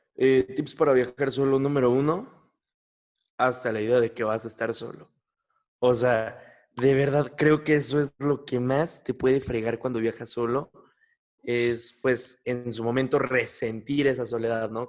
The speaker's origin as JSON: {"language": "Spanish", "country": "Mexico", "said": "yo soy mexicano"}